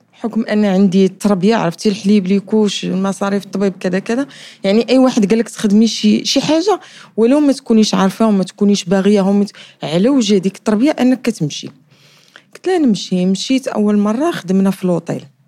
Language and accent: Arabic; Casablanca, Casablanca-Settat, Morocco; من مواليد الدار البيضاء